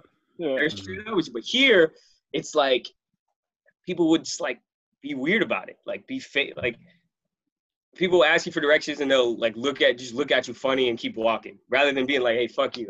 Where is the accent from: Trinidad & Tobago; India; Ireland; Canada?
Trinidad & Tobago; I'm from Trinidad.